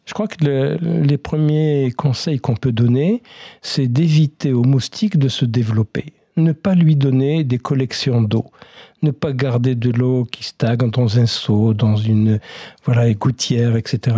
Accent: France; chez nous, en France métropolitaine

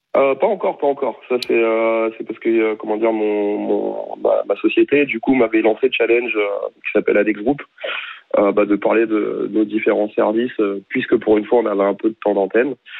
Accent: France; on est français

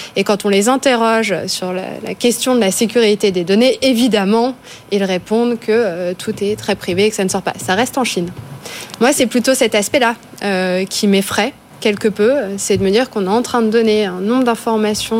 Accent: Charleville-Mézières, Grand Est, France; je viens de Charleville-Mézières, euh, dans les Ardennes

